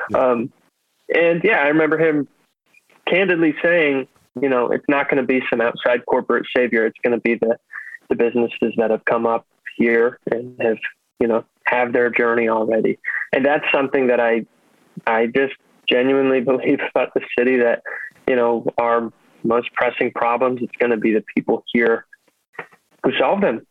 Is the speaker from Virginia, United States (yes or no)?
yes; Herndon, Virginia, United States; moved away as an adult; also born or lived in Washington, District of Columbia, United States; now in Baltimore, United States; grew up in Herndon